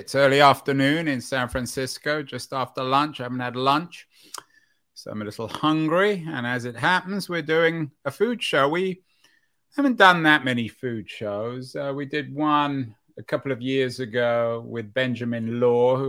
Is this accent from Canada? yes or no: no; London, United Kingdom; now in United States; I grew up in London where there was a butcher shop and a fishmonger on every corner